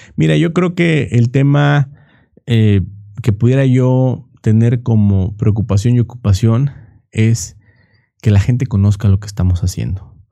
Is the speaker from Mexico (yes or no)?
yes; Minatitlán, Veracruz, Mexico; ahí donde yo soy, soy de Minatitlán, Veracruz